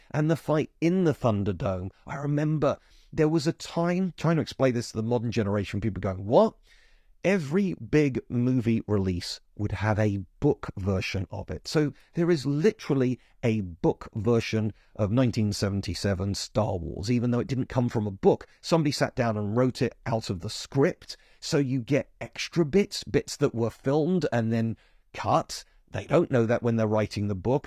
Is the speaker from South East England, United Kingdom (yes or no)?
no; London, United Kingdom; I am a Londoner